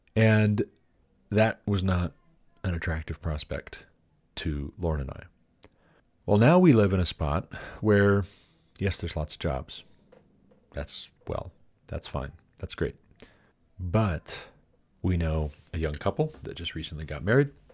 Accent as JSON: {"language": "English", "region": "Montana", "country": "United States", "tie": "born or raised there", "moved": "as an adult", "lives_now": "Colorado, United States", "said": "in my home state"}